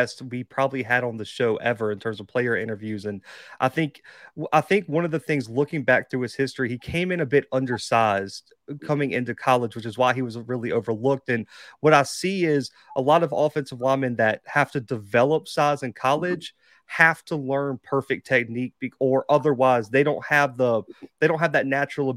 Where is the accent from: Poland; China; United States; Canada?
United States; Mobile, Alabama; I'm from Mobile